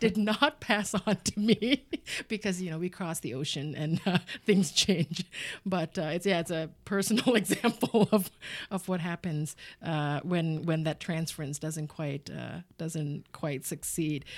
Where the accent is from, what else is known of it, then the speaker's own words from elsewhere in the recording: United States; also born or lived in Bangkok, Thailand; being Thai American and growing up in the United States